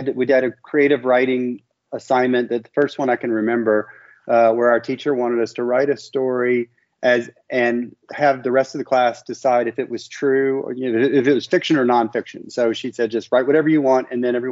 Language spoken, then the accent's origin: English; Memphis, Tennessee, United States; also born or lived in Miami; I'm born and raised in Memphis